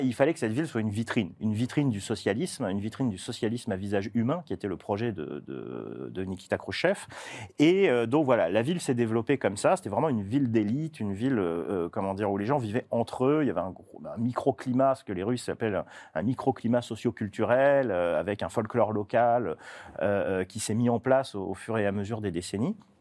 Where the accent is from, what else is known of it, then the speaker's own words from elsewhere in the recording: Toulon, Provence-Alpes-Côte d'Azur, France; chez moi, je viens de Toulon